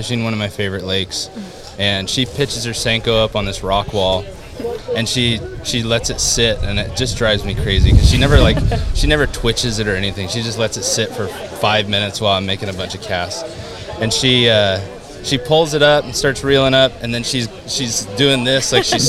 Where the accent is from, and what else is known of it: Washington, United States